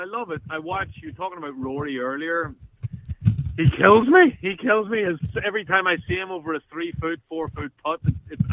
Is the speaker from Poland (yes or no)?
no; Belfast, Northern Ireland, United Kingdom; moved away as an adult; now in Los Angeles, United States; I'm from Belfast originally in Northern Ireland, in the north of Ireland.